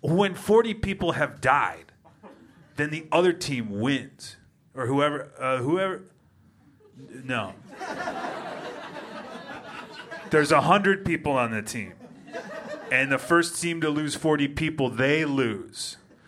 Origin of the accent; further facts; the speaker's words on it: Rantoul, Illinois, United States; I'm from Rantoul, Illinois. It's halfway in between Champaign-Urbana and Chicago, Illinois.